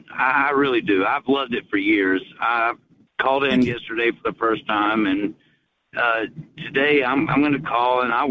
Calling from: Chattanooga, Tennessee, United States; I'm … from

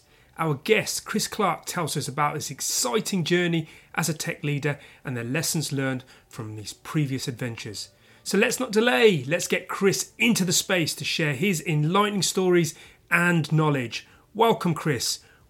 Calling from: London, United Kingdom; I'm speaking from London, UK.

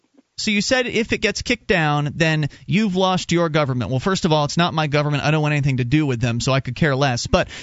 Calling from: New York, United States; New York.

